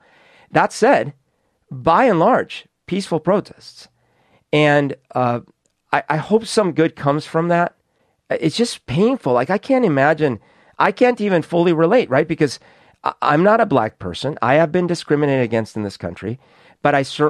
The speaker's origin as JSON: {"language": "English", "country": "Colombia", "tie": "born or raised there", "moved": "yes", "lives_now": "Seattle, United States", "said": "I grew up in Colombia in a time where there was a lot of social unrest"}